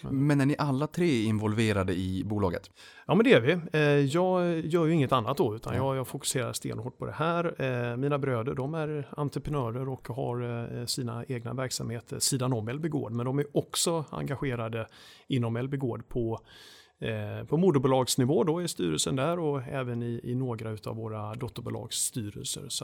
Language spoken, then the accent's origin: Swedish; Skåne, Sweden; jag ser mig själv som, som skåning. Det är där jag är uppvuxen i varje fall, även om det inte hörs på, på rösten kanske.